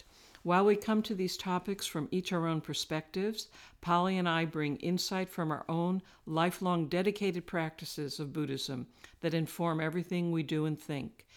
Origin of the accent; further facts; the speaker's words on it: New York City, New York, United States; I'm a New Yorker